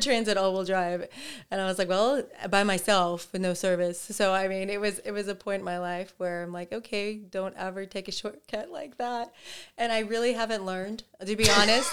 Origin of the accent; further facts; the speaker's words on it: Oklahoma, United States; I'm very glad I grew up in Oklahoma